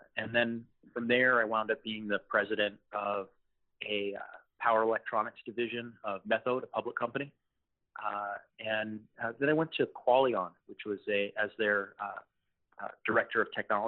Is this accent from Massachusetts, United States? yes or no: no; Los Angeles, California, United States; I'm originally from Los Angeles